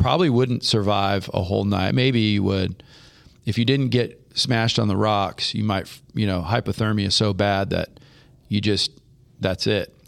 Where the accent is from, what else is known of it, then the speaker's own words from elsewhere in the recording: Half Moon Bay, California, United States; moved away; I grew up surfing in Half Moon Bay in the San Francisco Bay Area